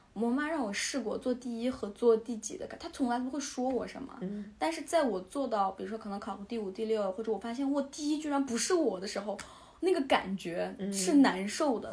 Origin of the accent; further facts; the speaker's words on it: Southern Xinjiang, China; moved away; also born or lived in United States; 你咋不去南疆生活？ perfectly fit。 我我就有一种我们应该 switch 上，你应该去我我的家乡